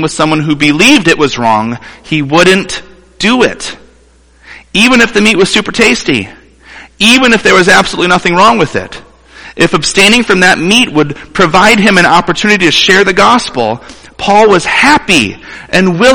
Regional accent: Toledo, Ohio, United States; moved away as an adult; now in Mount Pleasant, United States; I grew up in Toledo, Ohio, the home of the Toledo Rockets, and less than 3 hours from here

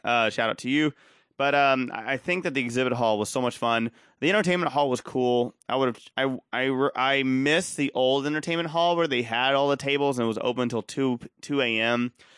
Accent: Austin, Texas, United States; I'm from Austin

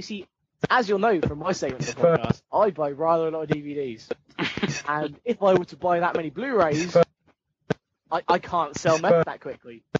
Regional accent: England, United Kingdom; we're English.

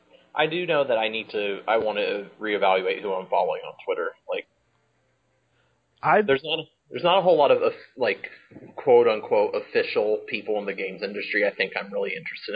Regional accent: Indiana, United States; I'm from Indiana, where everyone's nicer than everywhere else in the world.

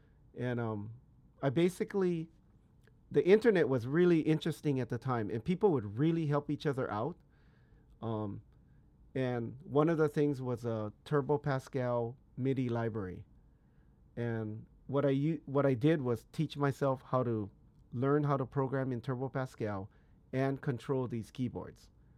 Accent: Hawaii, United States; born there; Yeah, basically, I was born on the Big Island of Hawaii. That's what we call it, the Big Island

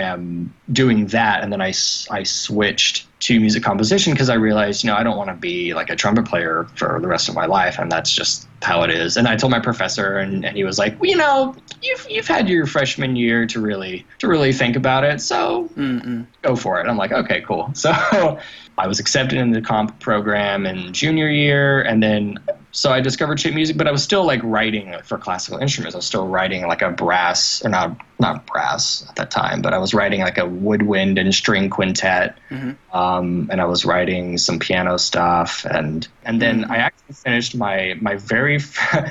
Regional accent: Oklahoma City, Oklahoma, United States; I am from Oklahoma City, Oklahoma, one state north of Texas

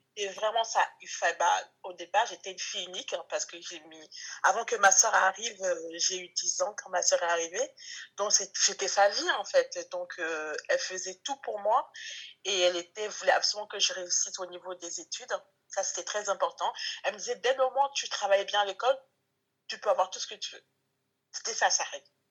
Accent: France; also born or lived in Togo; quand on est arrivé en France

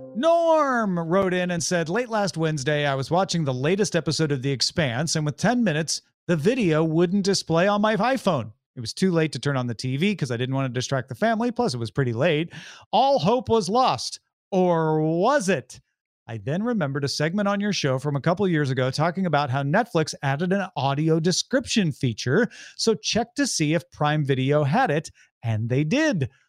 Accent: St. Louis, Missouri, United States; I'm from Saint Louis, from the Saint Louis area

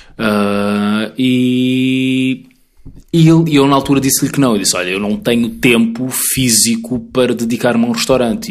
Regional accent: Mozambique; also born or lived in Portugal; now in Lisbon, Portugal; nós os dois somos moçambicanos, eu e o Bruno somos uhum. moçambicanos

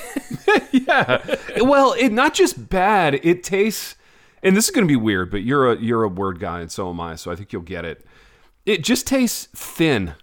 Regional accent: United States; as an American

